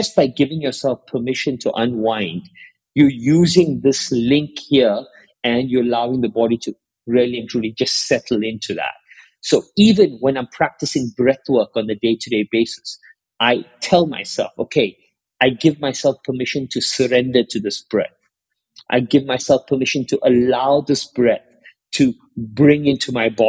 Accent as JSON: {"language": "English", "country": "South Africa", "tie": "born or raised there", "said": "I grew up in South Africa"}